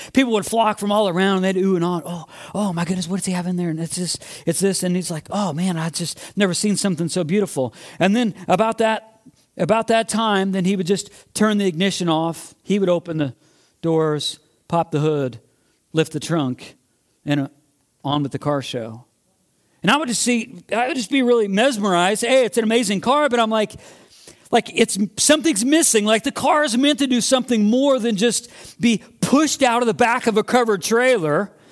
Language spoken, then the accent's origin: English; Midwest, United States; moved away; I grew up in the Midwest